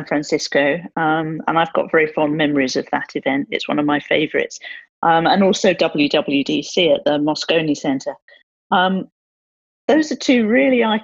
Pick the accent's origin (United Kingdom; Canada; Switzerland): United Kingdom; I'm British